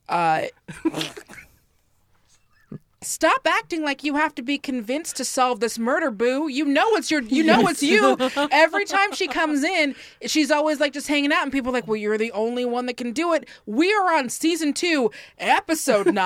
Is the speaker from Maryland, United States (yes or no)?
no; Seattle, Washington, United States; I'm from Seattle.